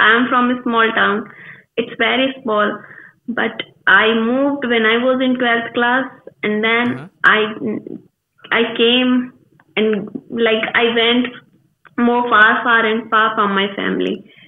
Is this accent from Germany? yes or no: no; India; English is a second language; I'm from India.